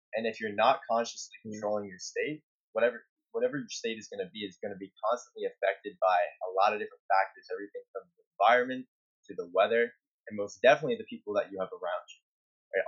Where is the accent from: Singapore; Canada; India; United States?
Canada; I'm from Canada